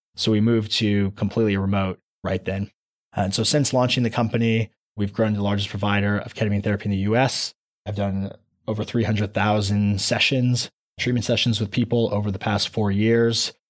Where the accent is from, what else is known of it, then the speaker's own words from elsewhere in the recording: Anaheim, California, United States; moved away as an adult; also born or lived in East Coast / Los Angeles; I was born and raised in a city called Anaheim, right where Disneyland is